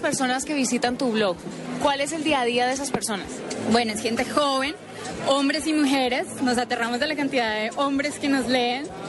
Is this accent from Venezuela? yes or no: no; Cali, Valle del Cauca, Colombia; Yo soy de Cali también